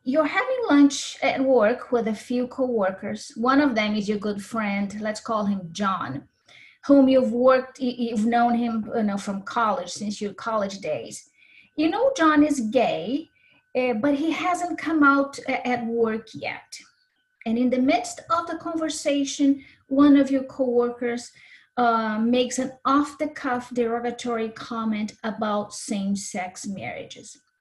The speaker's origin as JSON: {"language": "English", "country": "Brazil", "tie": "born or raised there", "also_born_or_lived": "Minnesota / Spain / Ukraine / Japan", "moved": "yes", "lives_now": "United States"}